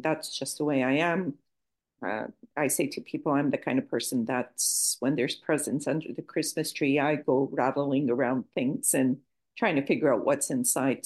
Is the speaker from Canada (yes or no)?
yes; Toronto, Ontario, Canada; accent: Canadian; moved away as an adult; also born or lived in Lisbon, Portugal / Edinburgh, Scotland; now in Portugal; I was uh, raised in Toronto, Canada, and lived there